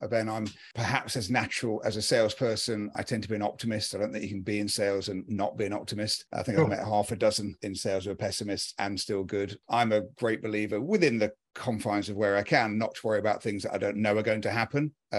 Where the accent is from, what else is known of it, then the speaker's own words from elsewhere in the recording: United Kingdom; I'm a Brit.